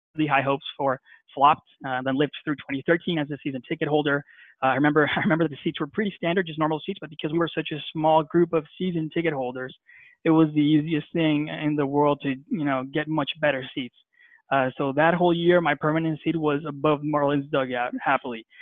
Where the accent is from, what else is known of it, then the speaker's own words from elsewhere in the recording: Barranquilla, Atlántico, Colombia; I'm from Barranquilla, Colombia.